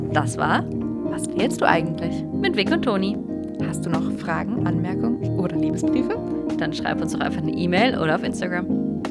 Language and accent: German; Freiburg, Baden-Württemberg, Germany; also born or lived in Hamburg; now in Berlin, Germany; ich komme aus Süddeutschland, ich bin im schönen Freiburg aufgewachsen